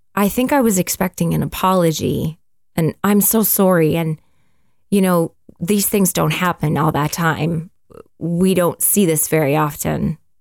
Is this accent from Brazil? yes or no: no; Canada; And we're Canadian, we live in Canada